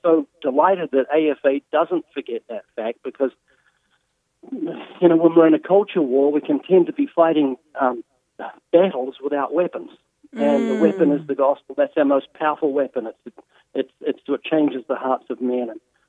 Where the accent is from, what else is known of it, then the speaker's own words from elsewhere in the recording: Australia; accent: deep southern accent from down under; He's got his southern accent, and I've got my deep southern accent from down under